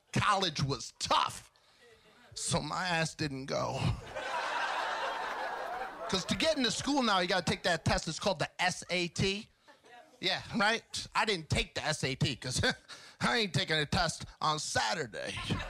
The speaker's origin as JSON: {"language": "English", "region": "New York", "country": "United States", "said": "I'm from New York."}